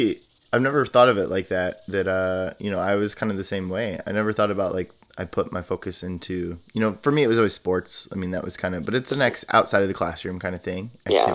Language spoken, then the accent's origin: English; Midwest, United States; I grew up in the United States and conservative, you know, Midwest, you know, like very different experiences.